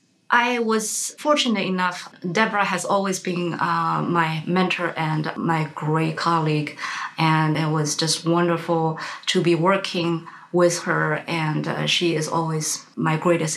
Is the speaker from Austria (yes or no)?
no; Shanghai, China; moved away as an adult; now in Michigan, United States; I grew up in Shanghai, China, and I had my formal training in Shanghai Conservatory, and I came to Michigan when I was 20 years old, long time ago, and somehow I just made Michigan my home.